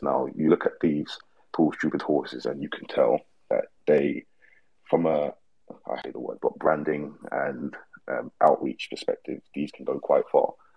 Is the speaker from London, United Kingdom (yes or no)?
yes; London, United Kingdom; moved away as an adult; now in Australia; We're both from London